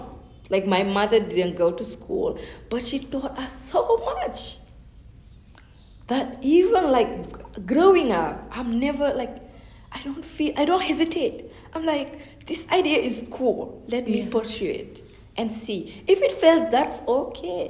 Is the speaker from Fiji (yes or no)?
no; Senegal; first language Fulani; English is a second language; moved away; growing up in Senegal, I would speak Fulani in my house and Wolof and say that with my friends.